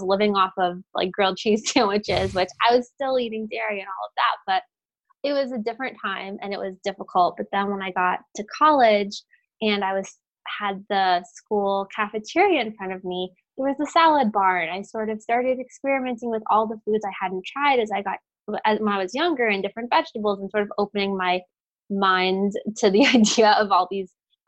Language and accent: English; Florida, United States; also born or lived in Brooklyn, New York; now in New Jersey, United States; I grew up in Florida